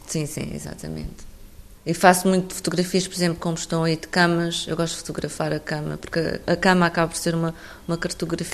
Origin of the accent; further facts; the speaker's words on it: Alentejo, Portugal; sou, sou do Alentejo